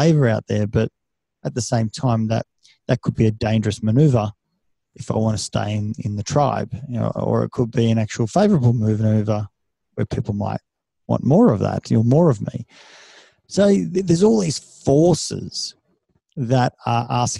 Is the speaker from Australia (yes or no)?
yes; Australia; first language Serbian; also born or lived in Serbia; I see myself as being an Australian with, Serbian heritage.